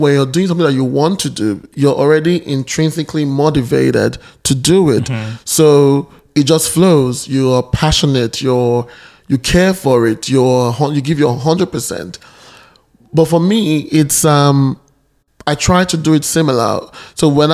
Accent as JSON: {"language": "English", "country": "Nigeria", "tie": "born or raised there", "moved": "as an adult", "lives_now": "Australia", "said": "I'm Nigerian by birth and now an Australian citizen"}